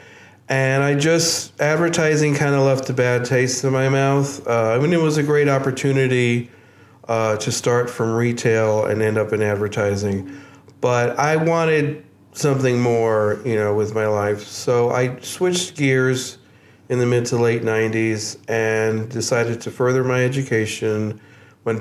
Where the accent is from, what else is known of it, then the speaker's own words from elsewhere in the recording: New York City, New York, United States; moved away as an adult; now in Kingston, United States; I'm originally from New York City. Lived all over the city, but mostly grew up in Queens